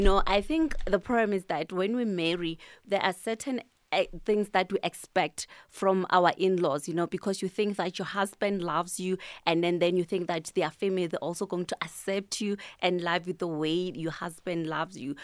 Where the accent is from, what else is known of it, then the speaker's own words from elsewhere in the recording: Tembisa, Gauteng, South Africa; I'm from Thembisa Kasilamakasi.